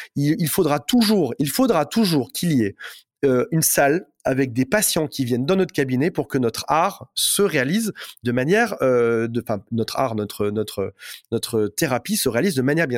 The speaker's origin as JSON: {"language": "French", "town": "Metz", "region": "Grand Est", "country": "France", "said": "je viens de Metz"}